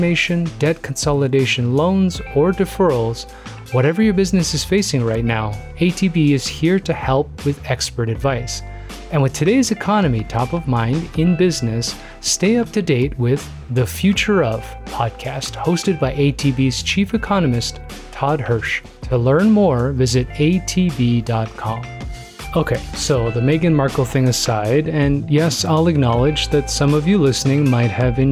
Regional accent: Toronto, Ontario, Canada; growing up in Toronto, learning about Canada's push for multiculturalism and inclusion.

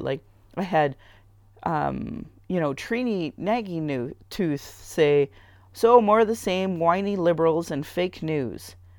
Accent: Sylvan Lake, Alberta, Canada; now in Calgary, Canada; I grew up in Sylvan Lake where this was a hockey town.

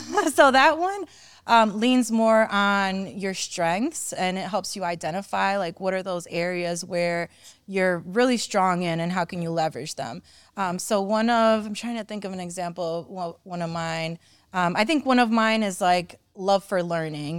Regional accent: Cleveland, Ohio, United States; I came over in the early nineties. I was, um, a young child. I think I was, like, around my son's age, actually, like, seven or eight. Um, and when I got to Cleveland

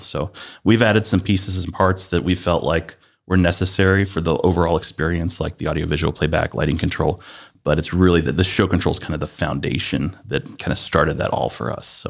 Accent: Northeast Ohio, United States; also born or lived in Columbus, Ohio; I grew up in Northeast Ohio

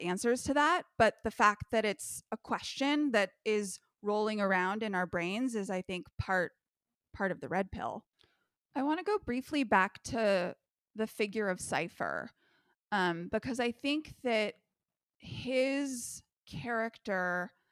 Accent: California, United States; growing up in the California school system

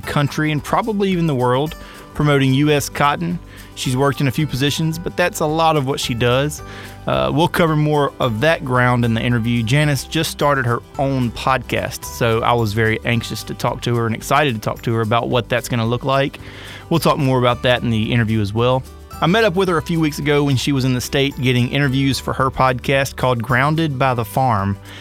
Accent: Winsboro, Louisiana, United States; now in Baton Rouge, United States; I grew up in Winsboro

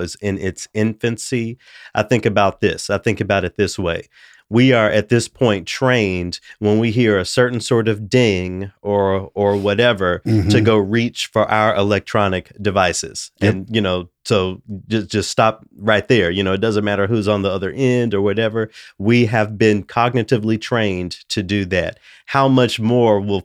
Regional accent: Memphis, Tennessee, United States; I'm from Memphis, but when they say I grew up in the nearby city of Bartlett, okay, I didn't actually, but I grew up exactly adjacent

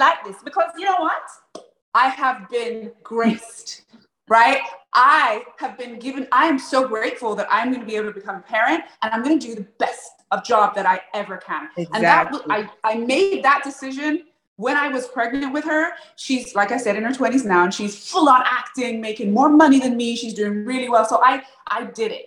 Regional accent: England, United Kingdom; moved away; I grew up in England

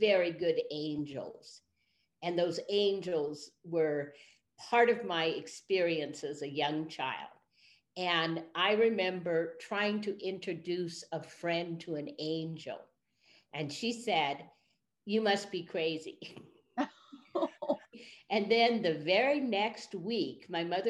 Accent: Berkeley, California, United States; So I grew up in Berkeley, California during the 1960s.

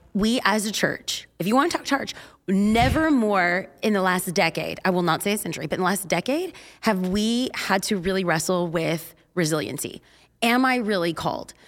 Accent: California, United States; we're from California

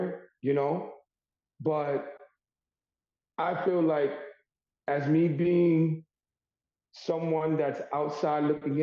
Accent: New York City, New York, United States; I am born and raised in Harlem, New York

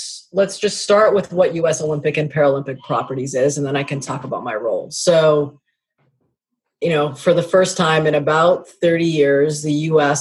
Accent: Canada; I am born and raised Canadian

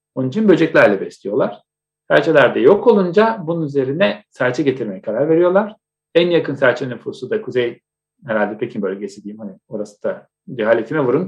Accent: Istanbul, Turkey; ben Etiler'de büyüdüm.

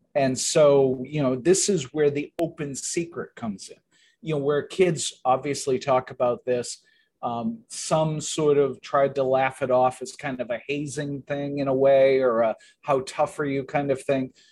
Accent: southeastern Massachusetts, United States; I grew up in southeastern Massachusetts

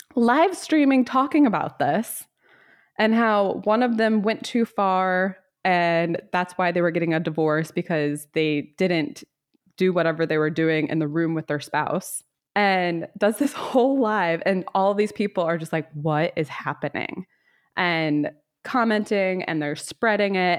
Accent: the South, United States; I am from the South

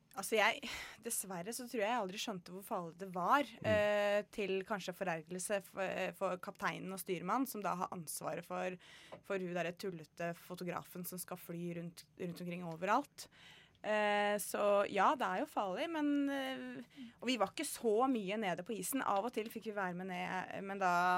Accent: Kongsberg, Buskerud, Norway; moved away as an adult; now in Northern Norway; jeg er fra Kongsberg. Ja. Eh, Flytta nordover for eh, tolv og et halvt år siden.

